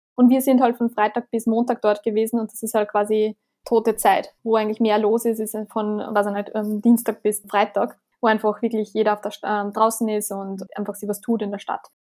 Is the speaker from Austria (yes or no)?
yes; Austria; wir als Österreicher